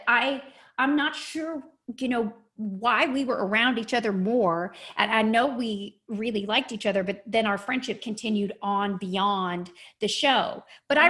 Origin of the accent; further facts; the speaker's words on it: Lexington, Kentucky, United States; I am from Kentucky originally. I grew up in Lexington, Kentucky